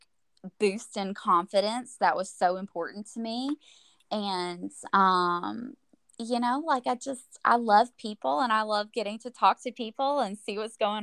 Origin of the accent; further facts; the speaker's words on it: Nashville, Tennessee, United States; moved away as an adult; also born or lived in Colorado; now in Huntsville, United States; we're from Nashville, that's our home, that's where our families are